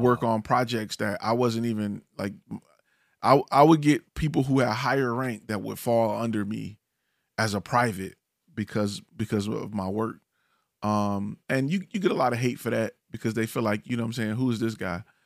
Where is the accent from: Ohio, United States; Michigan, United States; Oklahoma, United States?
Michigan, United States; Detroit; now in Dallas, United States; I'm originally from Detroit